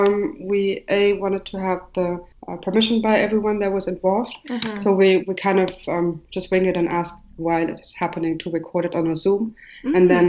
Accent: Germany; moved away as an adult; also born or lived in Marrakech, Morocco / Jordan / Beirut, Lebanon / Dubai, UAE; now in Berlin, Germany; I'm Moroccan. I was raised in Germany mainly.

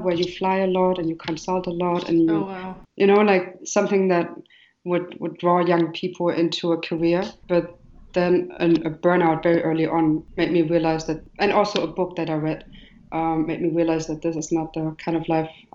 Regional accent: Germany; moved away as an adult; also born or lived in Marrakech, Morocco / Jordan / Beirut, Lebanon / Dubai, UAE; now in Berlin, Germany; I'm Moroccan. I was raised in Germany mainly.

